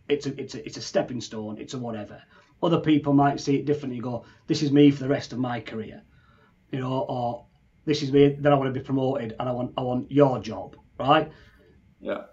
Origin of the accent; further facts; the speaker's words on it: Leeds, Yorkshire and the Humber, United Kingdom; now in Newcastle, United Kingdom; I live in Newcastle, but I'm from Leeds